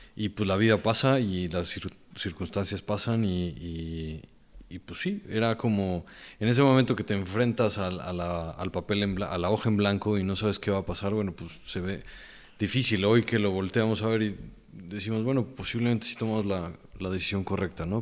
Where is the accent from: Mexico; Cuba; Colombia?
Mexico; also born or lived in Mexico City, Mexico; nos regresábamos a, mi pueblo mágico